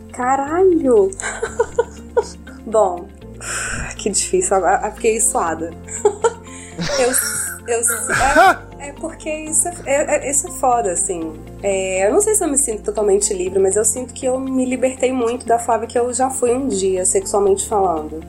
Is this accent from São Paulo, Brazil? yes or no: no; Minas Gerais, Brazil; como uma boa mineira é, de adolescência conservadora, da família tradicional mineira.